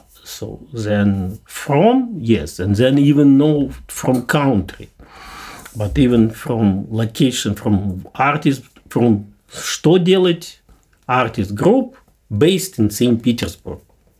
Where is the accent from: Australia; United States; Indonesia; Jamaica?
Indonesia; I'm from Indonesia. Okay, I know massacre of communism.